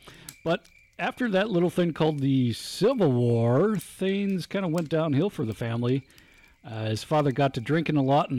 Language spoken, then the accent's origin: English; North Dakota, United States; because Bo and I grew up together in North Dakotaville.